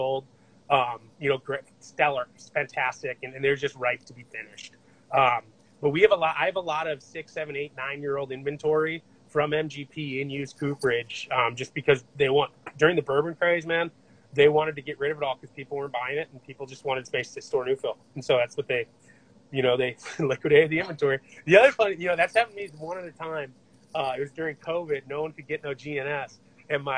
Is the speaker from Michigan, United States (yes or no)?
yes; Michigan, United States; I'm actually from Michigan. I was born there